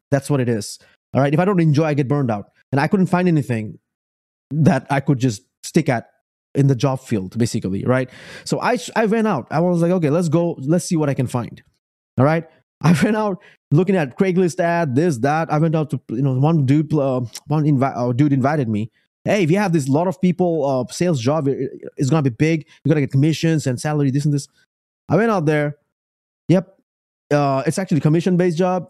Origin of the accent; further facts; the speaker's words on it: Bangladesh; moved away as an adult; also born or lived in Richmond, Virginia; now in Spotsylvania, United States; I come from Bangladesh, moved into the United States in 2008.